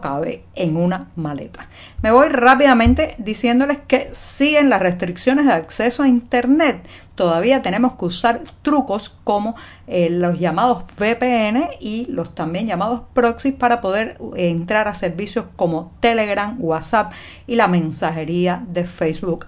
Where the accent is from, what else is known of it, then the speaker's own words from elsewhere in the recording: Cuba; cubana, periodista, ciudadana